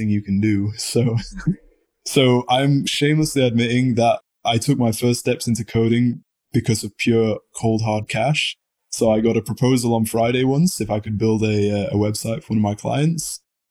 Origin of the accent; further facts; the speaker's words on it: United Kingdom; being very British